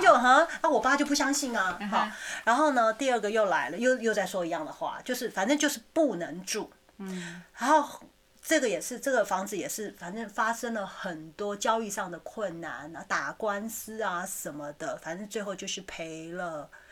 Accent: Taiwan; moved away; also born or lived in Taipei / Taichung; 我妈那时候在台湾开早餐店

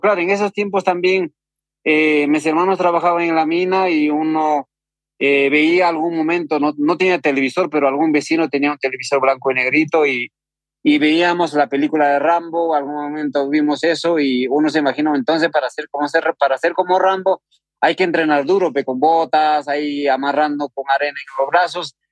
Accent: Huancavelica, Peru; yo soy de una comunidad campesina que se llama Atalia que pertenece a un distrito de Yauli, región de Huancavelica, Perú

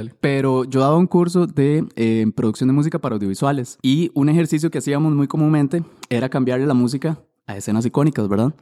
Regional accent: Siquirres, Limón, Costa Rica; me acuerdo estar en el centro de Siquirres, yo soy de Siquirres, con mis amigos

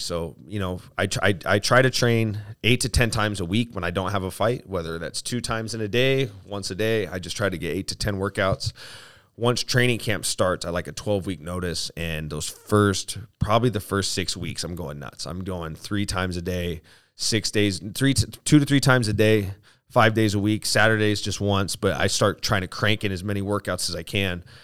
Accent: Aurora, Colorado, United States; also born or lived in Spokane; I was born in Aurora, Colorado

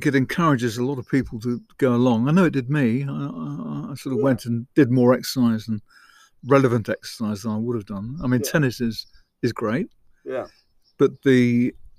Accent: Isle of Sheppey, South East England, United Kingdom; I was born on the Isle of Sheppey

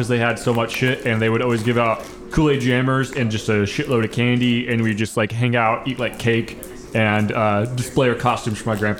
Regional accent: northern Missouri, United States; I grew up in northern Missouri.

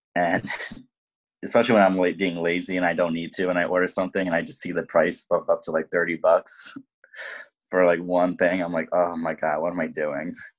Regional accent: lower Hudson Valley, New York, United States; also born or lived in Bronx, New York; I am from the Bronx originally, uh, but I mainly grew up in the lower Hudson Valley region, so near Bear Mountain

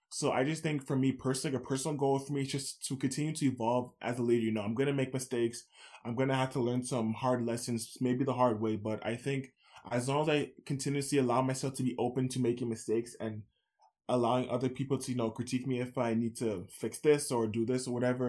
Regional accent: Scarborough, Ontario, Canada; Especially where I'm from Scarborough.

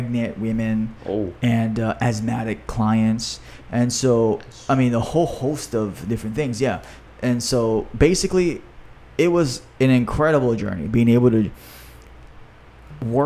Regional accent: Hawaii, United States; my home state of Hawaii

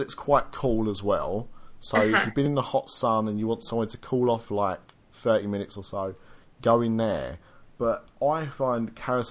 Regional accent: United Kingdom; we're British.

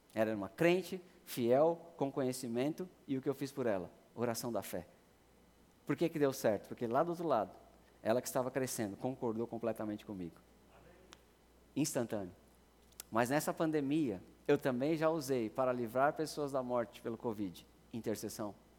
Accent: Brazil; nós somos brasileiros

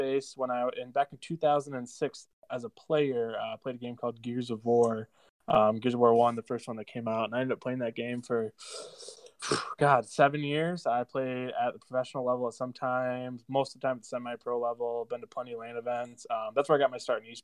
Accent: Midland, Michigan, United States; moved away as an adult; also born or lived in Chicago; I'm born and raised in Midland, Michigan, right where Northwood is

